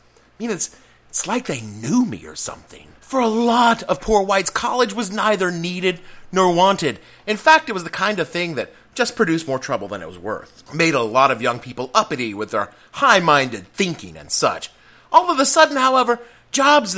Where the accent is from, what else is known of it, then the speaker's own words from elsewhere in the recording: Etowah, Tennessee, United States; moved away; growing up in the South